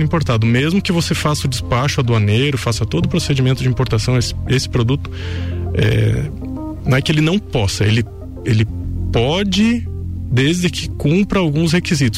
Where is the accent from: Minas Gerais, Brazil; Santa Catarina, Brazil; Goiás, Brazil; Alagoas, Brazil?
Santa Catarina, Brazil; Lages; also born or lived in Rio do Sul / Blumenau / Caçador; eu sou nascido aqui em Lages, né? Sou natural de Lages, cria da terra. É, vivi e, e, cresci a minha vida toda aqui